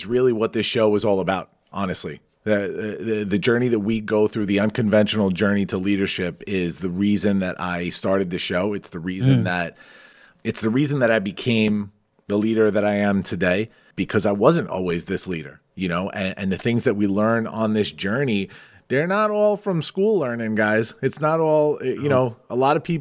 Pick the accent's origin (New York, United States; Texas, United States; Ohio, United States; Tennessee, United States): New York, United States; Farmingdale; Farmingdale, my hometown, little town on Long Island in New York